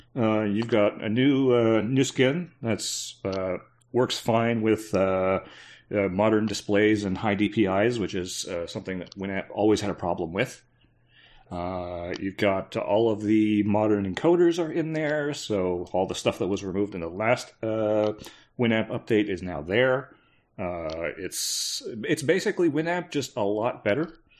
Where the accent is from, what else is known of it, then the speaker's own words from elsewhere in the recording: Canada; I'm Canadian, I'm supposed to be used to it